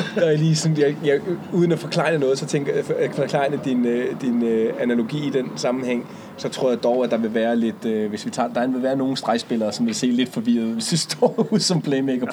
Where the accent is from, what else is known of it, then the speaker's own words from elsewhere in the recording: Humlebæk, Capital Region of Denmark, Denmark; Humlebæk, hvor jeg er vokset op